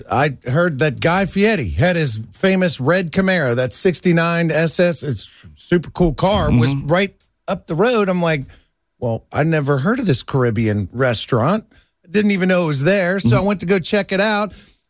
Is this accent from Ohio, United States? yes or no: yes; Finneytown, Ohio, United States; my hometown in Finneytown